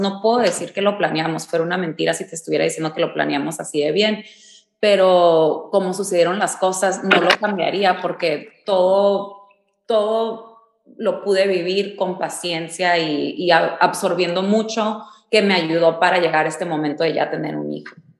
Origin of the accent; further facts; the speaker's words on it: Mexicali, Baja California, Mexico; yo crecí en Mexicali